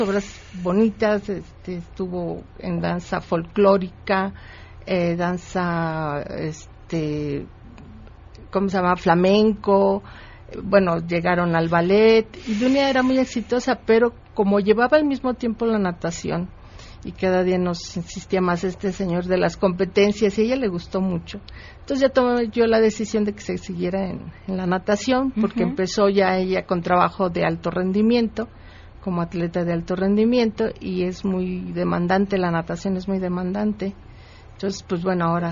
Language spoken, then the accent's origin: Spanish; Cuautitlán Izcalli, State of Mexico, Mexico; Nosotros somos de Cuautitlán Izcalli